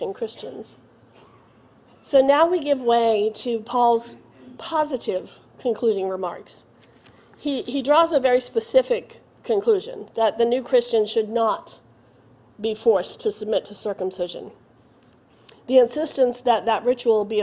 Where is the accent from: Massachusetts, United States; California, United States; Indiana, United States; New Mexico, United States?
Massachusetts, United States; Boston; I grew up in Boston